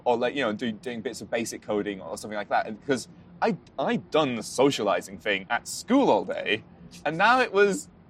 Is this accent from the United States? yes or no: no; Carlisle, North West England, United Kingdom; born or raised there; first language English